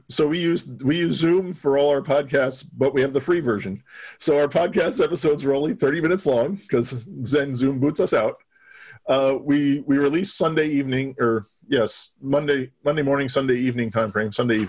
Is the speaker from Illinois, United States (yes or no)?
no; New Jersey, United States; moved away; I'm originally from New Jersey, so I would say Lancaster